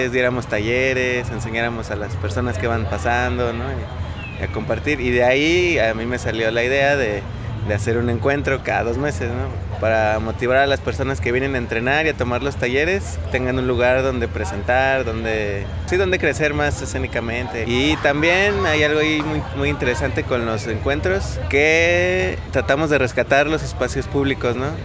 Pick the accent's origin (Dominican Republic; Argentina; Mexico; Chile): Mexico; Aguascalientes; now in Guadalajara, Mexico; yo soy de Aguascalientes, yo llegué aquí a Guadalajara hace algún tiempo